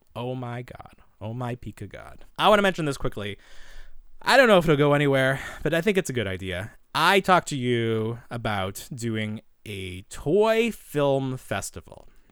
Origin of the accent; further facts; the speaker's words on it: Boston, Massachusetts, United States; I'm from Boston